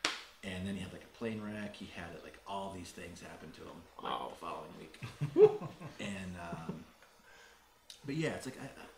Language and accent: English; Carmel, Indiana, United States; now in Las Vegas, United States; I'm from Indiana.